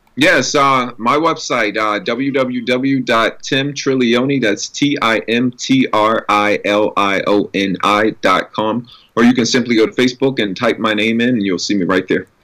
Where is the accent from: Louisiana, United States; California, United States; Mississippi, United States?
Louisiana, United States; New Orleans; growing up in New Orleans and in that environment, uh, we were all expected to sing and perform